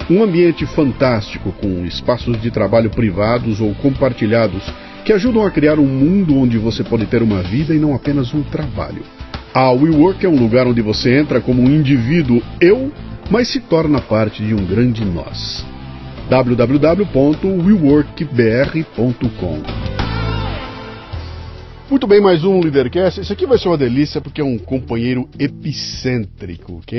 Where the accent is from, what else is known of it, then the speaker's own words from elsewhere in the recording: Santa Maria, Rio Grande do Sul, Brazil; moved away as an adult; also born or lived in Porto Alegre; now in Mairiporã, Brazil; Eu nasci em Santa Maria, no Rio Grande do Sul.